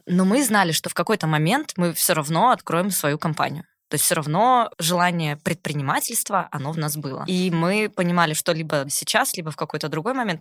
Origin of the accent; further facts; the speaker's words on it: Novosibirsk, Novosibirsk Oblast, Russia; moved away; Я из Новосибирска, ну, вообще. Ага. Э, гордый сибиряк